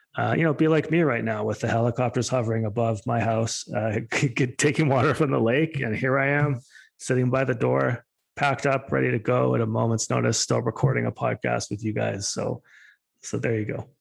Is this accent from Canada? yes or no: yes; Alberta, Canada; I'm from Alberta